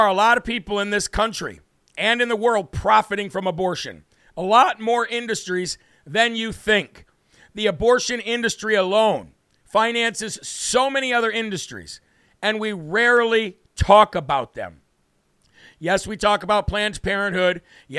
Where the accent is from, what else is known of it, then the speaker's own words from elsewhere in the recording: Uvalde, Texas, United States; I grew up in Uvalde and went to Robb Elementary.